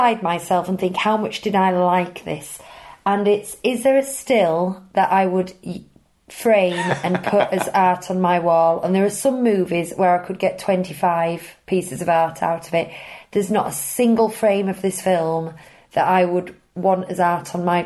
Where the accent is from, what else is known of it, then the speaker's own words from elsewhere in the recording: United Kingdom; we're British